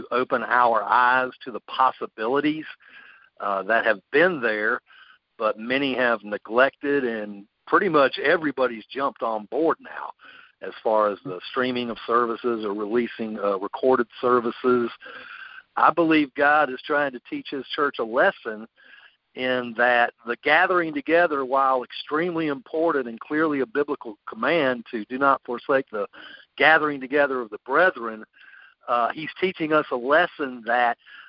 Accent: Greenville, South Carolina, United States; moved away as an adult; now in Columbia, United States; I'm originally from Greenville. That's where I grew up

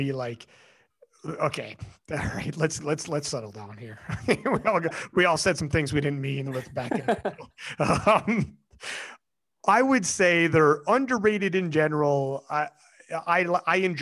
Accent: Canada; I'm fucking Canadian

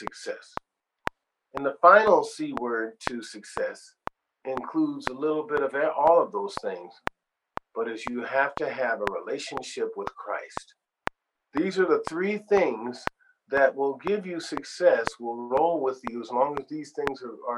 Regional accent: Sacramento, California, United States; moved away as an adult; also born or lived in Ohio; I had to leave from my hometown in Sacramento to go to the big city

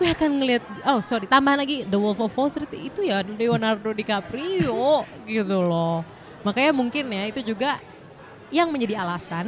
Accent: Indonesia; Kita orang Indo udah resmi

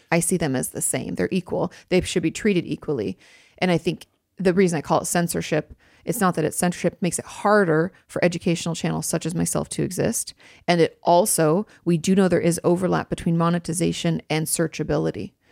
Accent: Pacific Northwest, United States; when I was growing up in the Pacific Northwest.

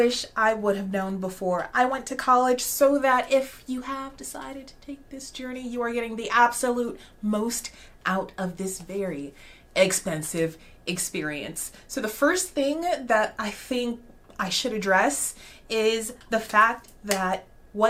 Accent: Alaska, United States; moved away as an adult; also born or lived in Arlington, Texas; I grew up in Alaska

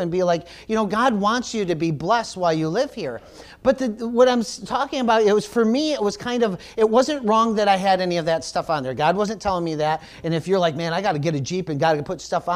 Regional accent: United States; I am a Christian before I'm American

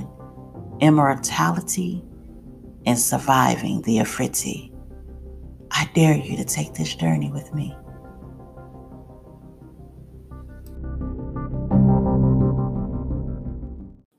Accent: United States; I'm an American. No, I'm not an African

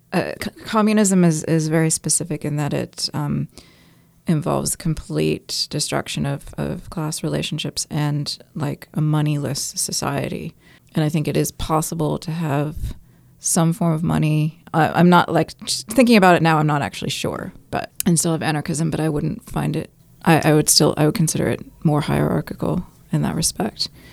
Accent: California, United States; moved away as an adult; also born or lived in New York; now in Auckland, New Zealand; I'm from New York and grew up in California, and I've been in New Zealand, Aotearoa, for 14 years in mostly Tamaki Makaurau

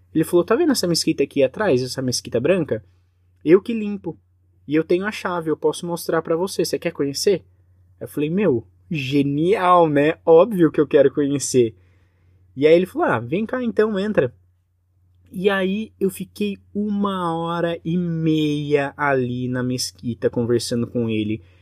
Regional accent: Brazil; sou do Brasil

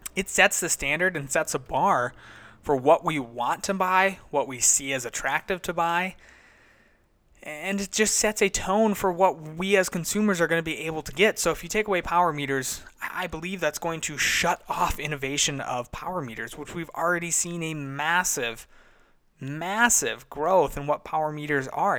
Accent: United States; Being an American

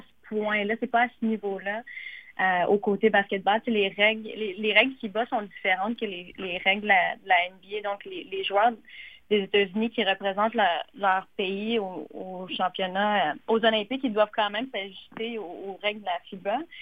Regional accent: Gatineau, Quebec, Canada; je suis native de Gatineau, donc euh, je reste dans la région

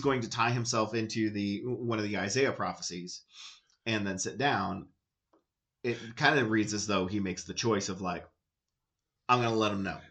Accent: United States; I'm American

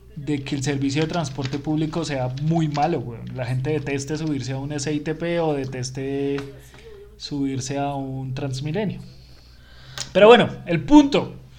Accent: Colombia; Colombia, que somos los lambones de Sudamérica

